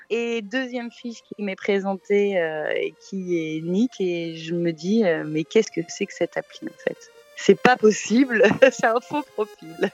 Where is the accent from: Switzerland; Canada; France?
Switzerland; non, c'est mon vrai prénom, je suis suisse.